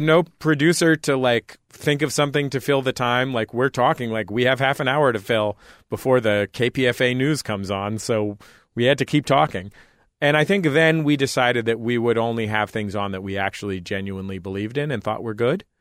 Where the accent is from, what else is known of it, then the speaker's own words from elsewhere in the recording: San Francisco, California, United States; also born or lived in Santa Cruz, California; I grew up in the Mission District in San Francisco